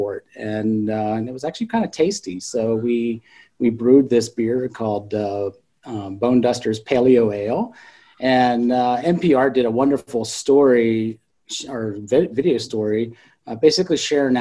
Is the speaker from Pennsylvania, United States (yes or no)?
yes; South Central Pennsylvania, United States; I grew up in South Central Pennsylvania